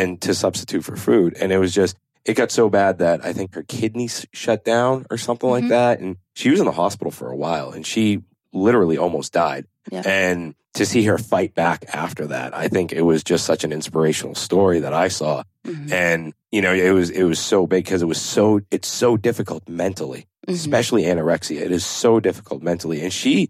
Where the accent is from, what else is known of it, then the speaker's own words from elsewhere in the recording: United States; when I was growing up in the States